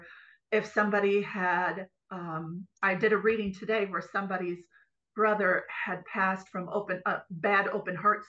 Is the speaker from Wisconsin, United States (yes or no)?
yes; Green Bay, Wisconsin, United States; I'm from Green Bay originally.